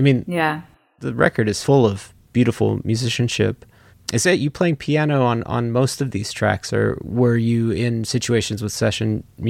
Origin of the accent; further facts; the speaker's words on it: East Coast, United States; moved away; I grew up on the East Coast